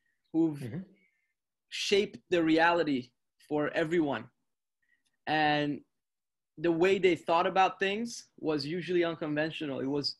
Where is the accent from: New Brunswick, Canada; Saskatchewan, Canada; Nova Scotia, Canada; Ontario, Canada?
Ontario, Canada; North York; I grew up in Canada, in North York, and at a time where there wasn't a lot of resources available to me per se.